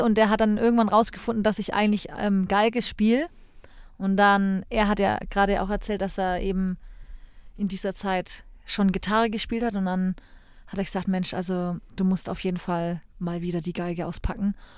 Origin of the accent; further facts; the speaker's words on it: Erlangen, Bavaria, Germany; also born or lived in Nuremberg; Ich bin ähm, gebürtige Erlangerin